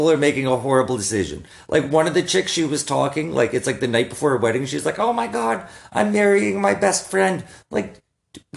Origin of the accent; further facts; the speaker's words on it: Saskatoon, Saskatchewan, Canada; I'm from Saskatoon.